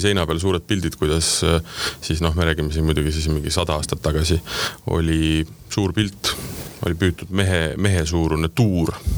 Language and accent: Estonian; Tartu, Tartu County, Estonia; me oleme sama kandi mehed, mina olen Tartust pärit